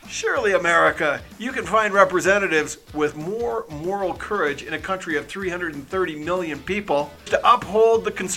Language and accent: English; Canada; As a Canadian